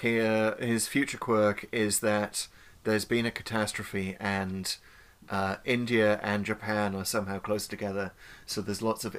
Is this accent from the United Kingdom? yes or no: yes; North East England, United Kingdom; is the accent from that region is known as Geordie. That's where I grew up. It was an accent I do not have, by the way.